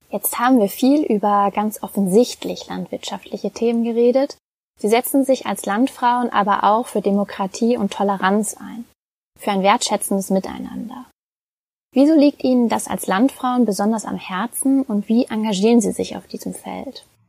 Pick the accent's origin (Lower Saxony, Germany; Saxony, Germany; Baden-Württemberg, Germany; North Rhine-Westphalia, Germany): North Rhine-Westphalia, Germany; Westmünsterland; Ich komme ja selbst gebürtig aus dem Westmünsterland, einer recht ländlichen Region